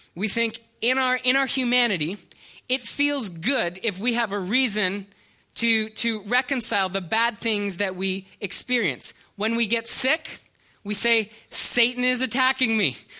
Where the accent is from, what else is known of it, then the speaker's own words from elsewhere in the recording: Canada; we're Canadian